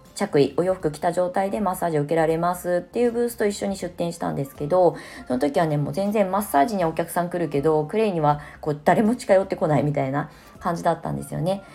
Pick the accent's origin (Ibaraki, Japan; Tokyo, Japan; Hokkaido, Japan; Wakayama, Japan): Ibaraki, Japan; now in Shonan, Japan; 茨城の U ターン移住、まあ、地元に帰って